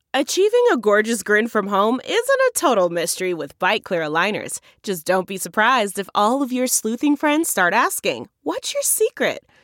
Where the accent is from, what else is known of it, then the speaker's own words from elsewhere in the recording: Minnesota, United States; now in North Carolina, United States; back to my home state of Minnesota